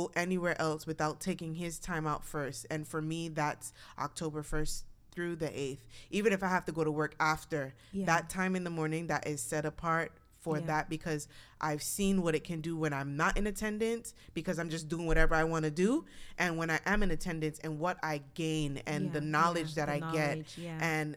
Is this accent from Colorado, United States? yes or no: no; New York, United States; now in Texas, United States; I was born and raised in New York